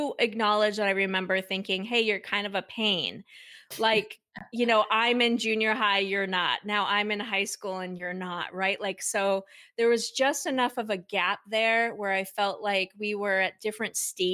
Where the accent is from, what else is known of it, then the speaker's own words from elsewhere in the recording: Minnesota, United States; I grew up in Minnesota, and I am one of two children